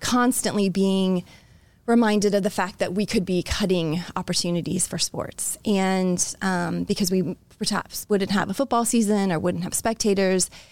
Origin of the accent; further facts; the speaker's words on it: Florida, United States; now in Iowa, United States; I was born in Florida